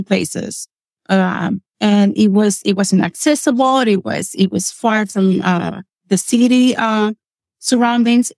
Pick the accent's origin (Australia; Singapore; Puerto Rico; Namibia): Puerto Rico; English is a second language; moved away as an adult; now in Lancaster, United States; I grew up in a small town on the west side of Puerto Rico